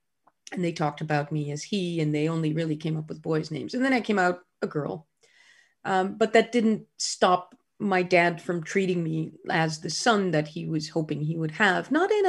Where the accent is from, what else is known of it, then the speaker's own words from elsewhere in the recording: Groningen, Netherlands; born there; I was born in 1963 in Groningen in the Netherlands, a small university town in the north of the Netherlands.